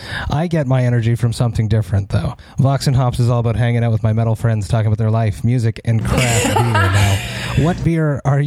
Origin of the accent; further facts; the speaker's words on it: Montreal, Quebec, Canada; I'm from Montreal